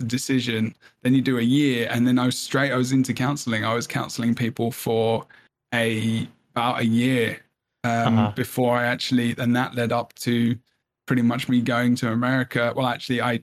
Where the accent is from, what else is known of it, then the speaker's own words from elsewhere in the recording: England, United Kingdom; first language English; moved away as an adult; now in United States; I am English and I speak English as a language, as my first language.